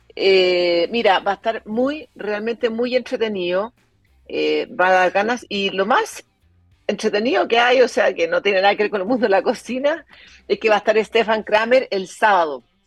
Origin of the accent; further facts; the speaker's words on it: Chile; moved away as an adult; yo viví fuera de Chile como modelo, que sido muchos años